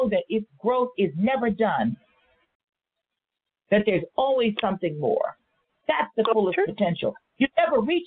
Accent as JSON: {"language": "English", "town": "Los Angeles", "region": "California", "country": "United States", "tie": "born or raised there", "said": "I grew up here in Los Angeles"}